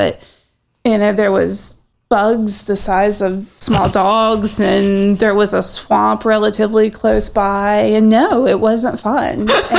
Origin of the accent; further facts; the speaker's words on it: Abingdon, Virginia, United States; moved away; I grew up on the Virginia-Tennessee border in a little town called Abingdon